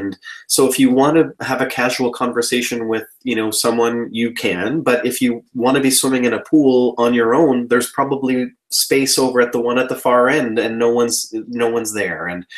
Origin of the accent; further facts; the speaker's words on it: Canada; born there; My family is Croatian. I was born in Canada, but my dad is Croatian.